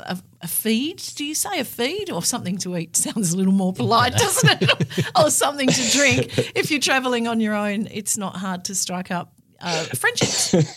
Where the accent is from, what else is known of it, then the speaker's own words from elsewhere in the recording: Australia; as Australians